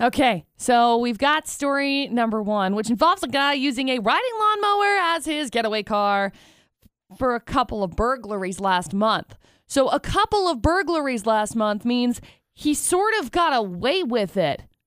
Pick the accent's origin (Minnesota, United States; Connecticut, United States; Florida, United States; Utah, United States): Utah, United States